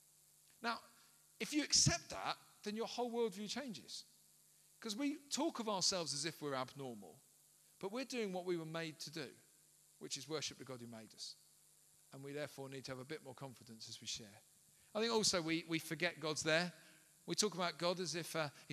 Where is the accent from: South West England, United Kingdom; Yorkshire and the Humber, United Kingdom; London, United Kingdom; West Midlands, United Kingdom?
London, United Kingdom; I grew up in South London, in inner London, right? A place called Peckham